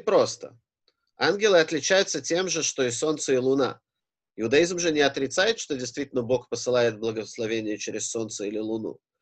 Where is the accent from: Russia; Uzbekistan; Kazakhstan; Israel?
Israel; Я рос в Израиле и в религиозном